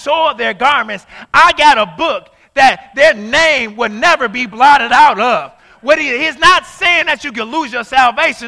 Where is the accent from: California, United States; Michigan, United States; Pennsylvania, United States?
Michigan, United States; Inkster; I'm from Inkster.